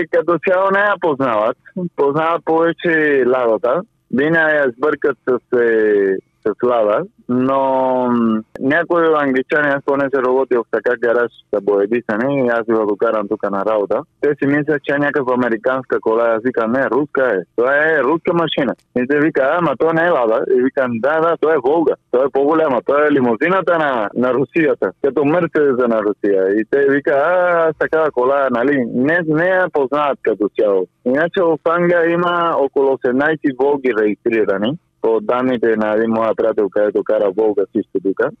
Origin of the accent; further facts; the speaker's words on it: Cuba; Bulgarian is a second language; moved away as an adult; also born or lived in Bulgaria / Spain; now in England, United Kingdom; аз България вече ми е моя втората държава, защото понеже съм от Куба и чувствам, съм живял доста година в България, нали аз чувствам вече като моята втора държава